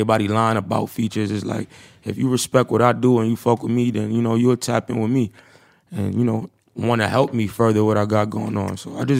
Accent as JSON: {"language": "English", "town": "New York City", "region": "New York", "country": "United States", "said": "I'm from Harlem."}